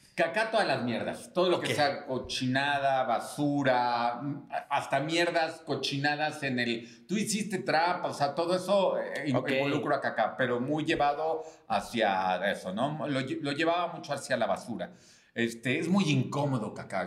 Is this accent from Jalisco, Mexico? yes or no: no; Mexico City, Mexico; soy Chilango